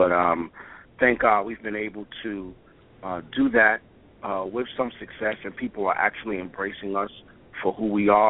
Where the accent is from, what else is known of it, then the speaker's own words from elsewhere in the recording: Brooklyn, New York, United States; I'm from Brooklyn.